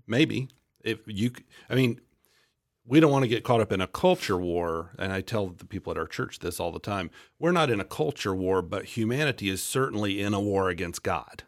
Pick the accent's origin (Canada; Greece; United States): United States; Central Florida; moved away as an adult; now in Topeka, United States; my wife and I both were born and raised in Central Florida